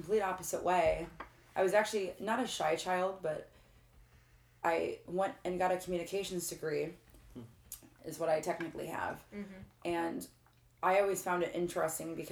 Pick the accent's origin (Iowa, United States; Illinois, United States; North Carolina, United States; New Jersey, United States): Illinois, United States; Granite City; I'm from Granite City, Illinois